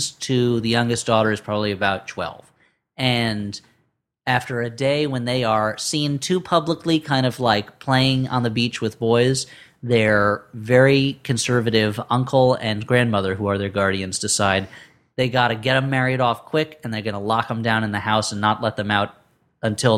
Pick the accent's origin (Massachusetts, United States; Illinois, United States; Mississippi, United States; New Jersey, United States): New Jersey, United States; the Turtleback Zoo in New Jersey, my hometown zoo, and which they have refurbished and made much nicer than it was when I grew up there